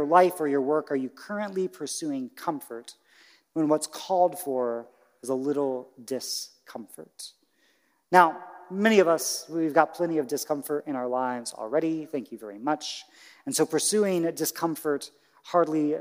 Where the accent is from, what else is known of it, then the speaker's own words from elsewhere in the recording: Indiana, United States; moved away; where I grew up in Indiana